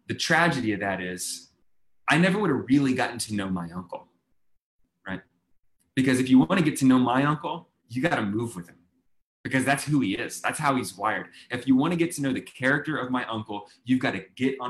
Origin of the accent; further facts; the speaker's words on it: Texas, United States; I'm from Texas